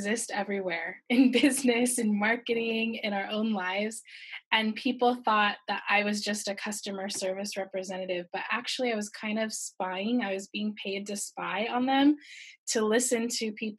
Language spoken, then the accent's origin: English; California, United States; now in Shanghai, China; I'm actually from California and I'm living in beautiful Shanghai, China